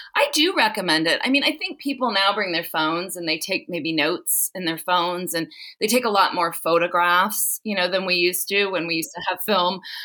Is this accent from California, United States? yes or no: yes; Southern California, United States; now in South Lake Tahoe, United States; I grew up in Southern California